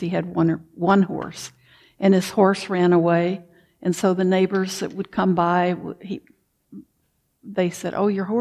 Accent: the South, United States; moved away; also born or lived in Wisconsin; I grew up in the South, so we didn't have basements

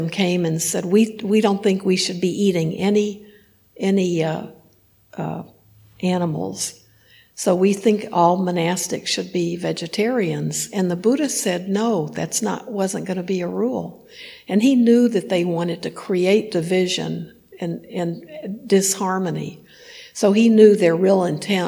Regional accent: Houston, Texas, United States; I grew up in Houston

